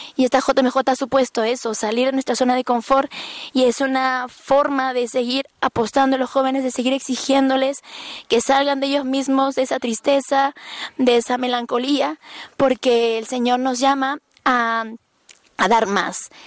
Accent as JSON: {"language": "Spanish", "country": "Peru", "said": "soy peruana"}